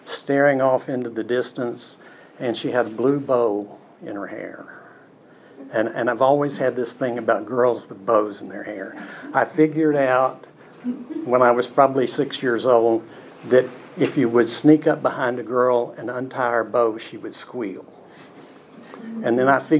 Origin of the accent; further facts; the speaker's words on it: Cookeville, Tennessee, United States; also born or lived in Macon, Georgia; we wound up in Cookeville, and that's where I grew up